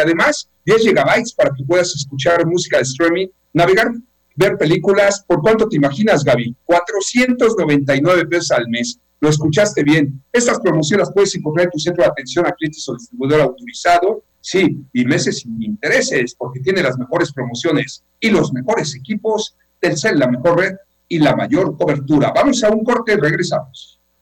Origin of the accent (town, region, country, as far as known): Yucatán, Mexico